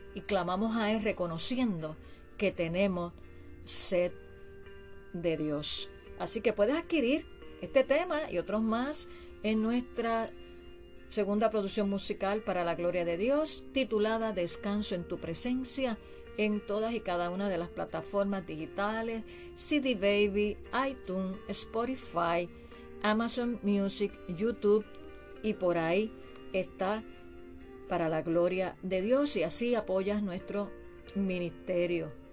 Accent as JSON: {"language": "Spanish", "country": "Puerto Rico", "said": "mi país Puerto Rico"}